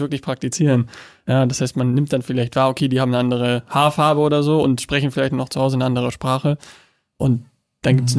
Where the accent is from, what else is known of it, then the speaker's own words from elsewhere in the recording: Germany; ich bin Deutscher